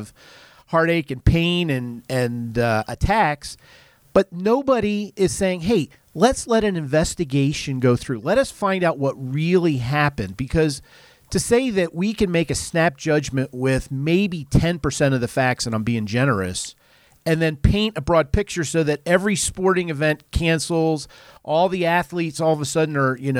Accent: Philadelphia, Pennsylvania, United States; I grew up in Philly

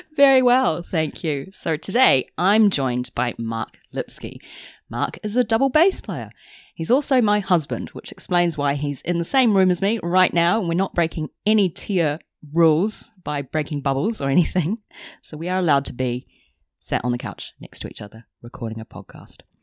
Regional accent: New Zealand; now in London, United Kingdom; we're both from New Zealand, but living in London away from family

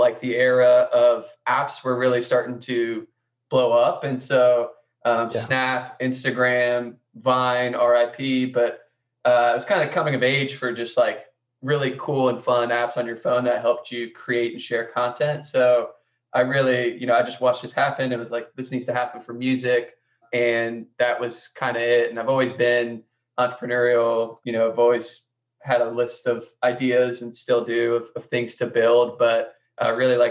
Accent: Columbus, Ohio, United States; I grew up in Columbus, Ohio, which is where I'm currently living now

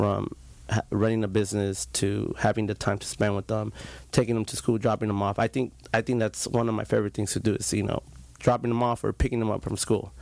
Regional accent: Santa Ana, California, United States; Grew up, born and raised in Santa Ana

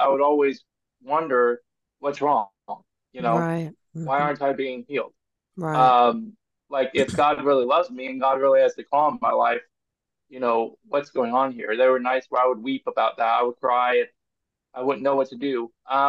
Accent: Cincinnati, Ohio, United States; born there; Like I said, I was born in Cincinnati, Ohio.

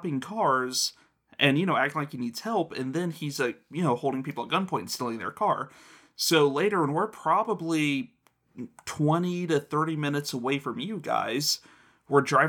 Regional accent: Covington, Kentucky, United States; I grew up in Covington

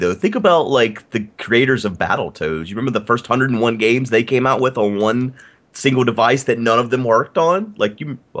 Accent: United States; as an American

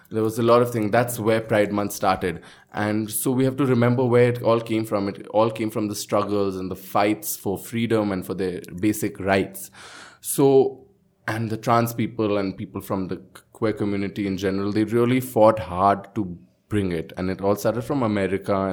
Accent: Birgunj, Madhesh Province, Nepal; I came from Birgunj and for me

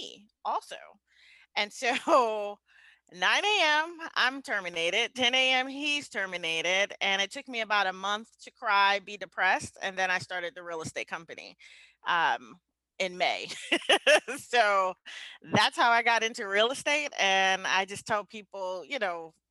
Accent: New York City, New York, United States; moved away as an adult; also born or lived in Atlanta / Kansas City; I'm a kid from the Bronx. I grew up in the Bronx, New York. So I left the Bronx when I was around 24

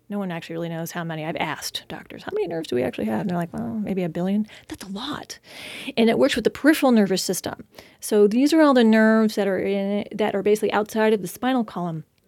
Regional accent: Orcas Island, Washington, United States; moved away as an adult; now in Spokane, United States; I'm originally from the San Juan Islands in Washington State. So I was raised there and, uh, from a little island, Orcas Island there

